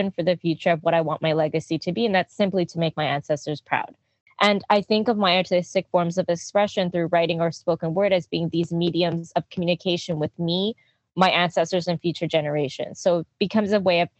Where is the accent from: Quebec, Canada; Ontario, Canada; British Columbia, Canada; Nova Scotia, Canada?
Quebec, Canada; growing up in Quebec, Jojogé, which is colloquially known as Quebec, Montréal.